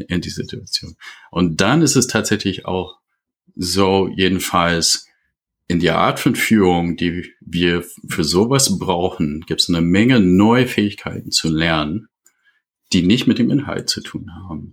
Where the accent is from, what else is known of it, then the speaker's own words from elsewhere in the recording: United States; German is a second language; moved away as an adult; now in Germany; bin äh, aus einem englischsprachigen Raum äh, ursprünglich. Ich komme aus den USA. Ich bin seit 30 Jahren in Deutschland.